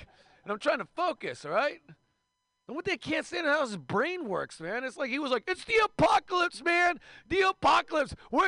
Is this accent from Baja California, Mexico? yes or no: yes; Mexicali, Baja California, Mexico; I'm from Mexicali, Mexico, in Portland, Oregon, which means like a great game of murder, kidnapping, and hacky sack.